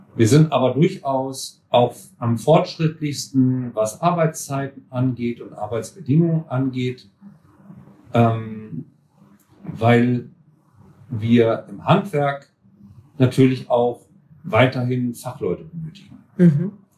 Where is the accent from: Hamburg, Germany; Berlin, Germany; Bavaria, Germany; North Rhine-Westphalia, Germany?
North Rhine-Westphalia, Germany; Gütersloh; moved away as an adult; now in Marburg, Germany; ich komme aus Gütersloh, aus Ach. Westfalen